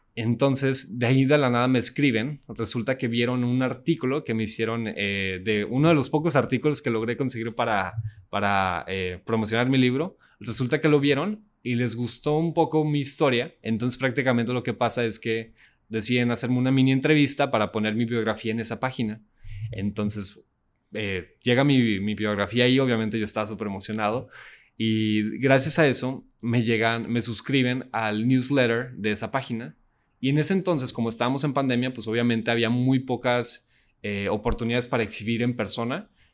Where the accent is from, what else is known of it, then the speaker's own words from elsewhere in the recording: Saltillo, Coahuila, Mexico; yo soy de Saltillo, Coahuila